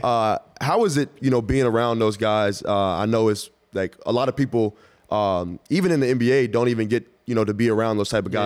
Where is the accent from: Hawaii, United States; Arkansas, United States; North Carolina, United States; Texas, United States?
Texas, United States; Dallas; you're from Dallas, I'm from Dallas. We grew up together